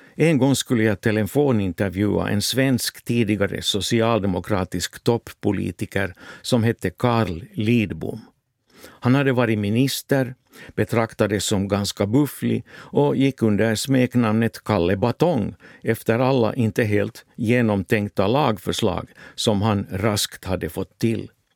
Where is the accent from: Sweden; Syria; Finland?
Finland; moved away as an adult; also born or lived in Helsinki, Finland / West Germany; för mig som finländare